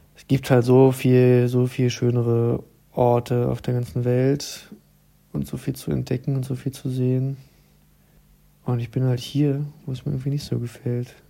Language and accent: German; Berlin, Germany; moved away as an adult; now in Leipzig, Germany; ich wohne inzwischen in Leipzig und ich komme ja eigentlich aus Berlin